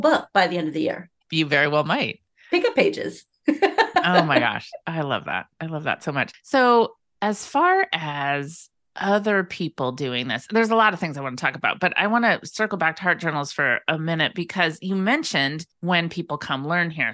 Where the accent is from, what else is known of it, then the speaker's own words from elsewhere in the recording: Bay Area, Northern California, United States; now in Pacific Northwest island, United States; I grew up in Northern California in the Bay Area